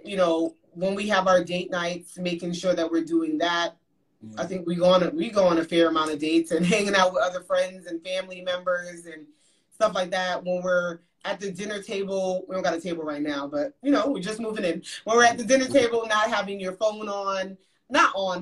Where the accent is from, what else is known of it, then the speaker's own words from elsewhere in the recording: New York City, New York, United States; moved away as an adult; now in Dallas, United States; we grew up in Brooklyn, New York